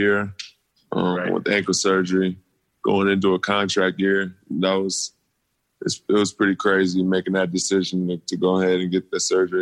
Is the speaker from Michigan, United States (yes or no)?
yes; Lansing, Michigan, United States; growing up in Lansing, Michigan, it's a small town where not a lot of people make it out of there